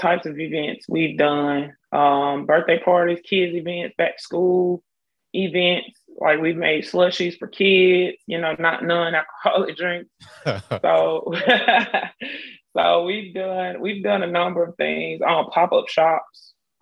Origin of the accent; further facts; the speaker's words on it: Selma, Alabama, United States; moved away as an adult; now in Montgomery, United States; from Selma, Alabama. I did move to Montgomery in 2006, where I attended Alabama State University